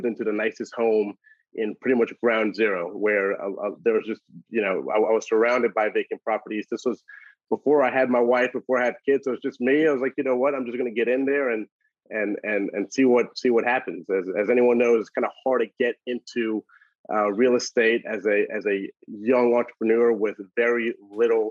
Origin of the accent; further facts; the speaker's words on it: New Orleans, Louisiana, United States; also born or lived in Memphis, Tennessee / Washington, D.C.; born and raised in New Orleans, Louisiana